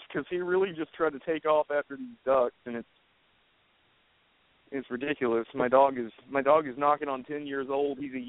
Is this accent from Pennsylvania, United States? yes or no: no; Alabama, United States; Oh, I'm from Alabama. You don't have an accent.